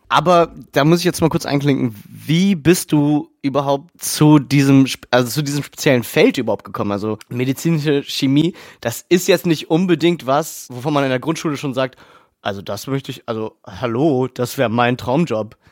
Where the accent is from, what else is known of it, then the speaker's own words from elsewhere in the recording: Berlin, Germany; als Berliner